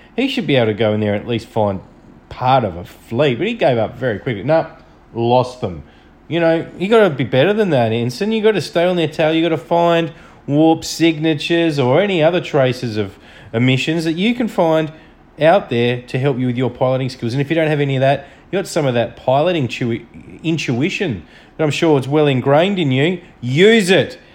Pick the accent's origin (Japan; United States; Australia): Australia; I'm from Australia.